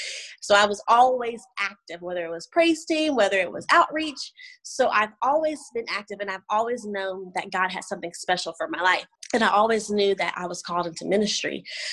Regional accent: Indianapolis, Indiana, United States; also born or lived in Oklahoma / Louisiana / Georgia; I was born in Indianapolis, Indiana with Christian parents, great parents. And I have an older brother and an older sister. I grew up in Indiana, moved to Oklahoma, then Louisiana, then Georgia.

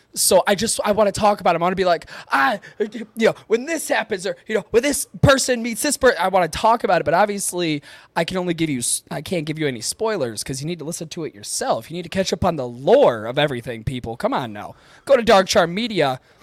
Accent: Upper Peninsula, Michigan, United States; accent: Yooper; I try a Boston accent, and it turns into my Youper accent

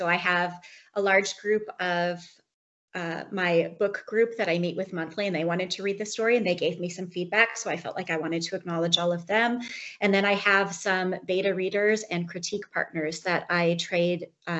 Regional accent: United States; moved away as an adult; now in Canada; I'm an American expat living in Canada.

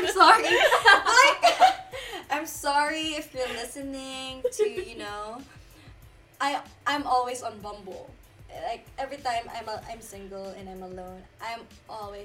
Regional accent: Philippines; moved away; we're both Filipino.

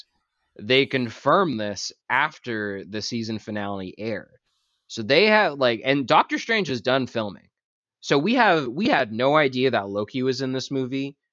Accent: Boston, Massachusetts, United States; We're from Boston

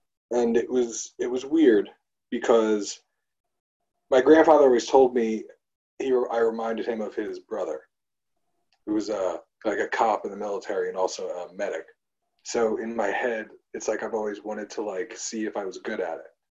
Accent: Long Island, New York, United States; now in Brooklyn, United States; we're on Long Island. I grew up on Long Island.

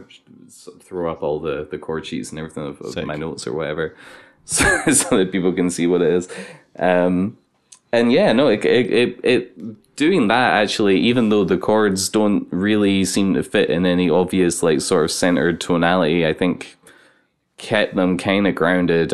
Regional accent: Glasgow, Scotland, United Kingdom; I'm from Glasgow

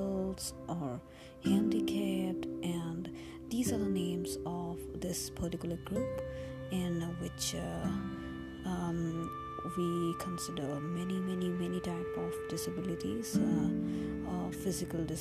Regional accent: India; I come from India, I'm from India

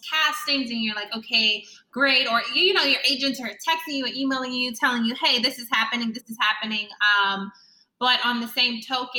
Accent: New York, United States; I'm from New York, got scouted, finished high school.

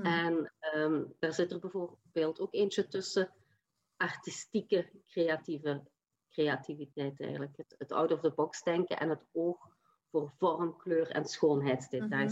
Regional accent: Limburg, Flanders, Belgium; accent: Limburgish; also born or lived in Leuven; Ik heb een Limburgse tongval en die zal niet weggaan, maar ik opereer wel vanuit Leuven

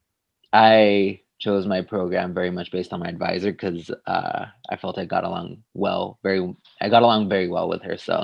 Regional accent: Tijuana, Baja California, Mexico; moved away as an adult; also born or lived in San Diego, California / Ithaca, New York; now in Santa Barbara, United States; I grew up in Tijuana, Mexico, and that's where I was raised there, and then I did my middle school and high school in San Diego, so I would cross the border

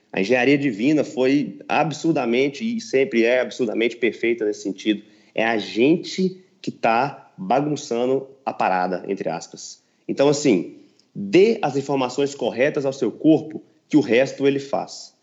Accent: Patos de Minas, Minas Gerais, Brazil; moved away; also born or lived in São Paulo; também tenho um consultório na minha cidade natal, que é Patos de Minas

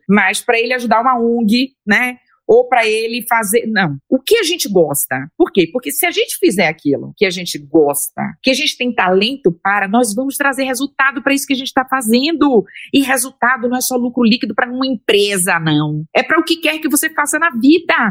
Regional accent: Bahia, Brazil; eu sou baiana

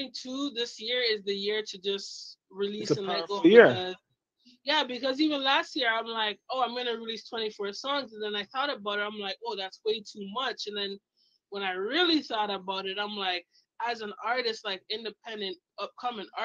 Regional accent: Canada; moved away; also born or lived in Toronto; I'm Canadian

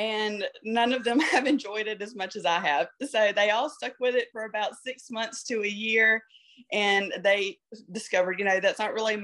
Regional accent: Georgia, United States; I grew up in a super small town, and obviously I'm from Georgia

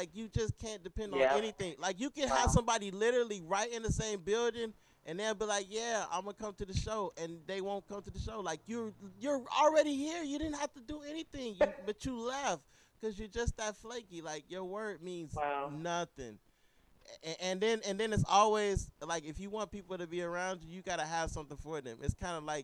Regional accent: Midwest, United States; now in California, United States; I grew up in the Midwest

